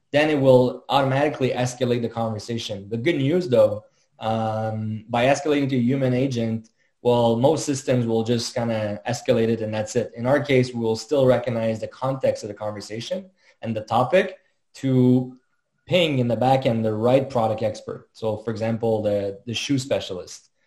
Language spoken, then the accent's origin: English; Montreal, Quebec, Canada; born and raised in Montreal, as, as you realize with the French name, uh, French-Canadian, proud French-Canadian